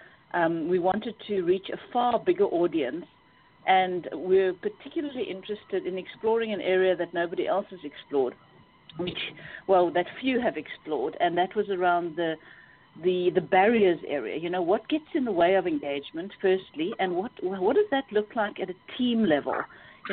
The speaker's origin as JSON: {"language": "English", "country": "South Africa", "moved": "as an adult", "lives_now": "United Kingdom", "said": "I'm actually South African and ran my own consulting practice"}